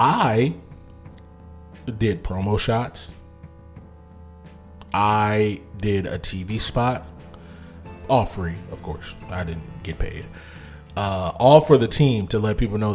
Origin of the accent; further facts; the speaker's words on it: Ohio, United States; I'm from Ohio